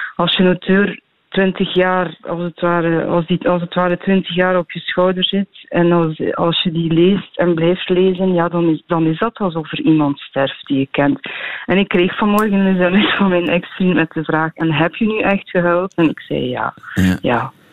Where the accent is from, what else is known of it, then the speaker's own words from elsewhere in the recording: Tielt, Flanders, Belgium; in Tielt, in West-Vlaanderen, in de streek waar ik opgroeide